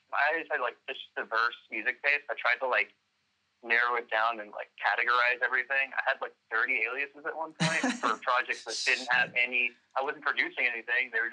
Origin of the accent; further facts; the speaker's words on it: Dallas, Texas, United States; also born or lived in Arlington, Texas; I've been grew up in uh, Dallas, for Arlington really, but you know, did the actual growing in Dallas